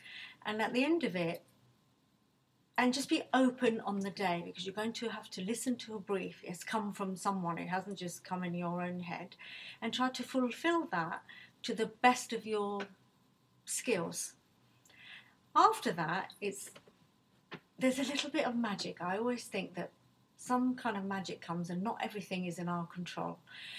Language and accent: English; Nigeria; now in United Kingdom; look, I wasn't born in this country. I came from Nigeria, my parents were from Bangladesh.